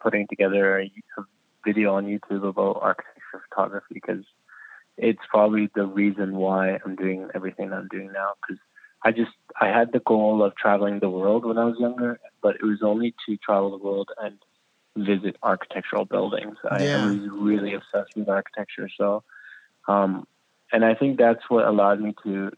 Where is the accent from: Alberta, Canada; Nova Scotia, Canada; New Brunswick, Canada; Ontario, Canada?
Ontario, Canada; Kitchener; born or raised there; also born or lived in Iraq; now in Toronto, Canada